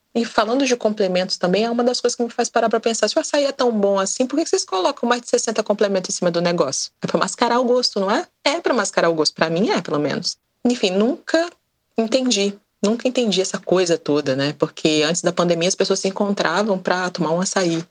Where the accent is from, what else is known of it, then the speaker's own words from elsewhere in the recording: Espírito Santo, Brazil; eu sou do Espírito Santo